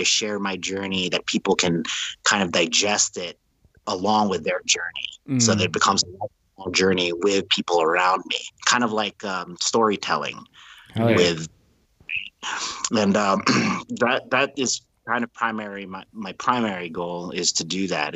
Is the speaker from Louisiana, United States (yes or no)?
yes; New Orleans, Louisiana, United States; When I grew up in New Orleans, I was in high school